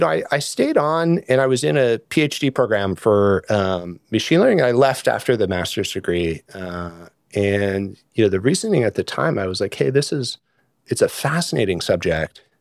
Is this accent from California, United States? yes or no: yes; Sonoma County, California, United States; also born or lived in North Carolina; I grew up mostly in California, in Sonoma County